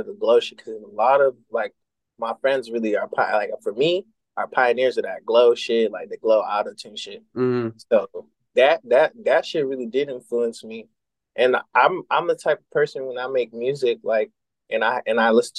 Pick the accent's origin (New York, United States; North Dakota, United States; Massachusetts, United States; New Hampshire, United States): Massachusetts, United States; Worcester; the east side of Worcester, Massachusetts, the 508 representative